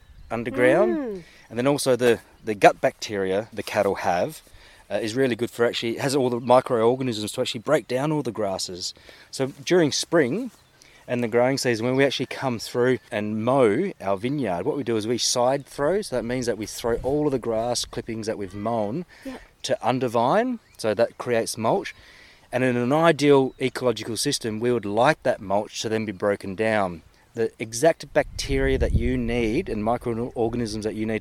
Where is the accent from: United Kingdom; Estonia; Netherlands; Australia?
Australia; I was born in Australia